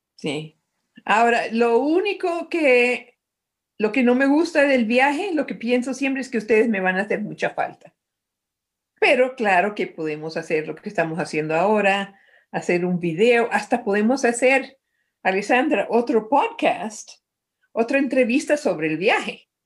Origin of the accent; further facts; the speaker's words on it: Medellín, Antioquia, Colombia; moved away; also born or lived in Lima / Caracas; nací en Medellín, Colombia